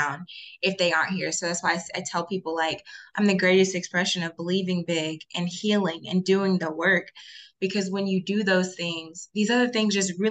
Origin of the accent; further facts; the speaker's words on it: Alabaster, Alabama, United States; So I am from Birmingham, Alabama, specifically Alabaster, Alabama, born and raised